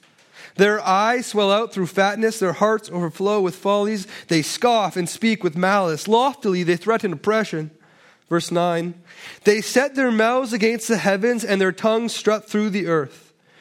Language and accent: English; Toronto, Ontario, Canada; Believe me, I'm from Toronto. Here is very, very good.